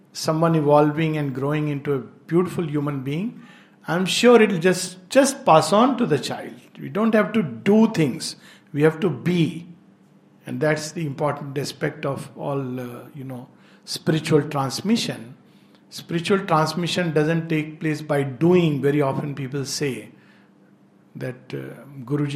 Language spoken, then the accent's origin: English; India; I love India and I am deeply Indian in my soul